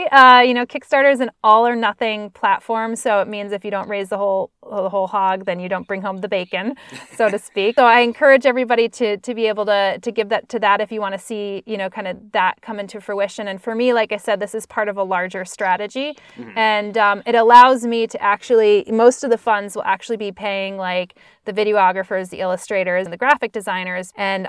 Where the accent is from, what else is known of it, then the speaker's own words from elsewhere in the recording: Northeast, United States; growing up in the Northeast, like, you never, I took for granted